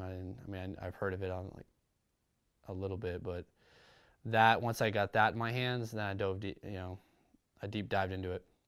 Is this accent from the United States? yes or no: yes; Huntington Beach, California, United States; growing up, Southern California, grew up in a city called Huntington Beach